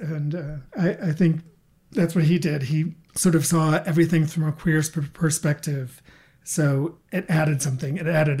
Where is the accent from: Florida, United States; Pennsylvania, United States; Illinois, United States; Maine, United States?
Maine, United States; Bangor; growing up in Bangor, you know, without the internet, without cable TV and all